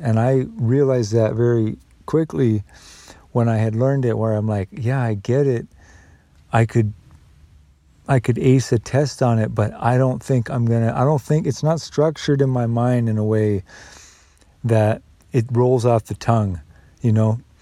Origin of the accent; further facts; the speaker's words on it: United States; I'm still an American